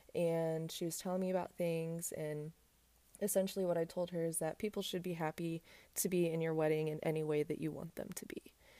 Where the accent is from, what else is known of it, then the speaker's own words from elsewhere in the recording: South Bend, Indiana, United States; moved away as an adult; now in Texas, United States; my hometown, I went to I U S B